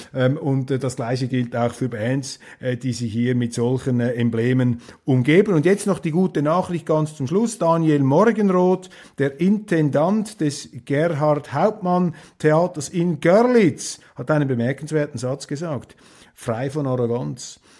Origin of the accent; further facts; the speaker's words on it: Switzerland; also born or lived in Germany; als Schweizer